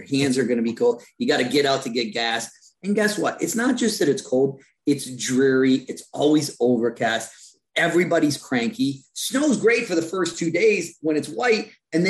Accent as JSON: {"language": "English", "town": "Chippewa Falls", "region": "Wisconsin", "country": "United States", "tie": "born or raised there", "moved": "as an adult", "said": "I'm CEO of Premier Virtual. I come from small town Wisconsin, Chippewa Falls, Wisconsin."}